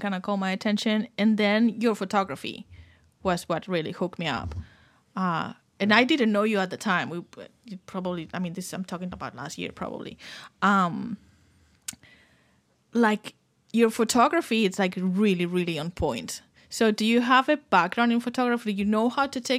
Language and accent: English; Barcelona, Catalonia, Spain; I'm from Barcelona, so I don't even consider myself Spanish